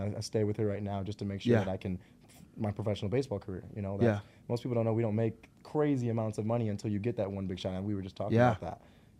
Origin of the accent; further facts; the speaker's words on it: Barrington, Illinois, United States; also born or lived in Evanston; But I was born and raised in Barrington, Illinois.